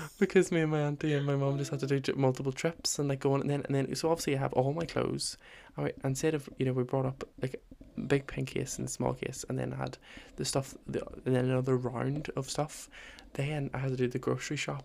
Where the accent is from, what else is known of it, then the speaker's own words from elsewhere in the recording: Northern Ireland, United Kingdom; moved away as an adult; I was moving over from Northern Ireland